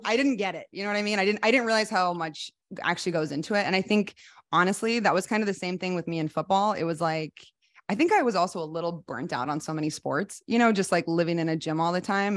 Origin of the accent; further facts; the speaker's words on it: Iowa City, Iowa, United States; moved away as an adult; also born or lived in Oklahoma / Japan; I am from Iowa City, Iowa. I grew up in the Midwest